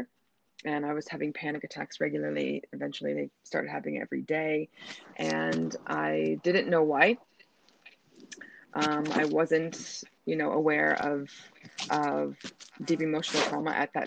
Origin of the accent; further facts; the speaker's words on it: Denver, Colorado, United States; moved away as an adult; now in Doha, Qatar; I'm from the United States of America, from Denver, Colorado, but I live and work currently in Doha, Qatar, where I have been for the last 8 years.